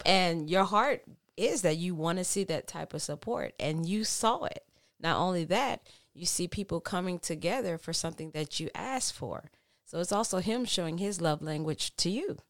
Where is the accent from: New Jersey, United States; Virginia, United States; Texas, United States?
Texas, United States; now in California, United States; I'm from Texas and that's the Bible Belt